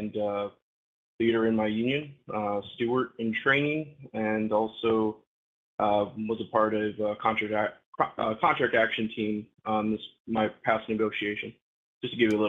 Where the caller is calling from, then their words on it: West Coast, United States; Adam, Jacob, this is … from the West Coast.